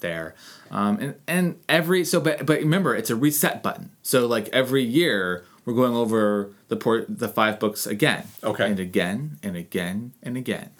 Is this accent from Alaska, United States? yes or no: yes; Anchorage, Alaska, United States; I grew up here in Anchorage